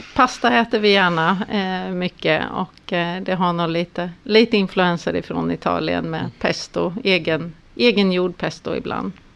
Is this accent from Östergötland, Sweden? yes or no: yes; Mjölby, Östergötland, Sweden; accent: Östgöta dialect; Jag kommer ifrån Östergötland. Jag är uppvuxen i Mjölby där mm. vi bor